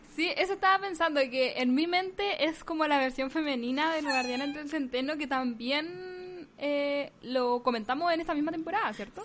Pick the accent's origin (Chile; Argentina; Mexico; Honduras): Chile; now in United States